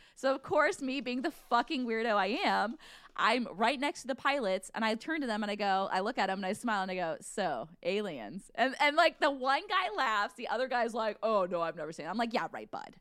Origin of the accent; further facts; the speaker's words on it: Midwest, United States; I'm from the Midwest